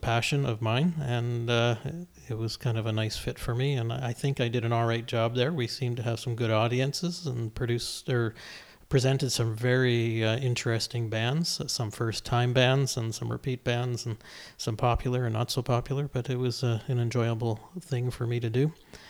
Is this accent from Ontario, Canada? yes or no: no; Salmon Arm, British Columbia, Canada; I'm from Salmon Arm, and they don't know where it is. I says, it's just west of Revelstoke